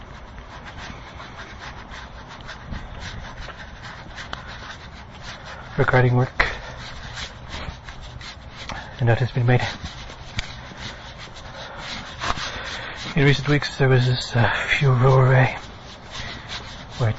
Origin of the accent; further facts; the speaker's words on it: Ireland; now in Charleston, United States; I am in Charleston, West Virginia. I am from Ireland